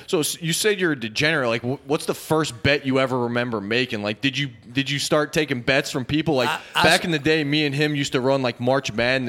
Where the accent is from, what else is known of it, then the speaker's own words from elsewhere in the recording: Louisiana, United States; we're from Louisiana.